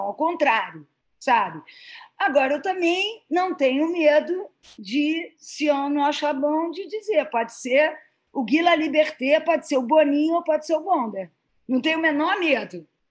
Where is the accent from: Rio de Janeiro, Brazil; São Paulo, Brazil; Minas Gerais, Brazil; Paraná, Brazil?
Rio de Janeiro, Brazil; eu sou carioca